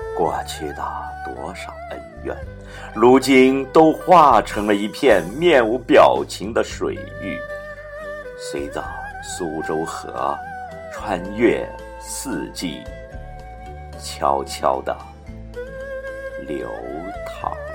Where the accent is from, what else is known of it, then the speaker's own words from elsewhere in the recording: Shanghai, China; 小时候住在老城乡，常去董家渡，十六铺新开河玩